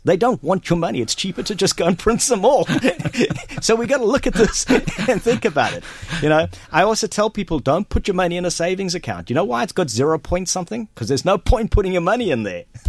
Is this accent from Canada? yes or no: no; Durban, KwaZulu-Natal, South Africa; moved away as an adult; also born or lived in Johannesburg, South Africa; now in Kells, Ireland; I grew up in South Africa, been there for 42 years. Um, I was born and raised there in Durban